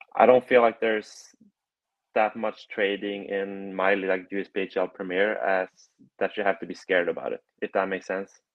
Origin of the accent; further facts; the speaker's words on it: Gothenburg, Västra Götaland, Sweden; moved away as an adult; also born or lived in Pueblo, Colorado; now in Chicago, United States; I'm from Gothenburg, Sweden